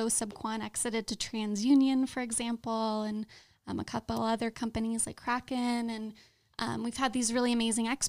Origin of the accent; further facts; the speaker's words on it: Orange County, California, United States; now in Las Vegas, United States; I grew up in Orange County